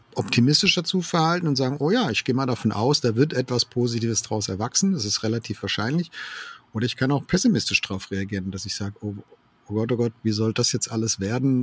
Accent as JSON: {"language": "German", "country": "Germany", "said": "wir als Deutsche"}